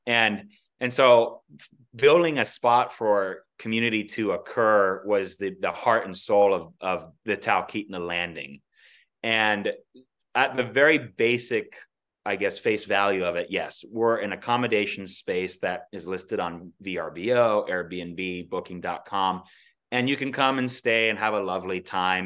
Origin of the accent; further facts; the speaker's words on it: Alaska, United States; growing up in Alaska, being born and raised here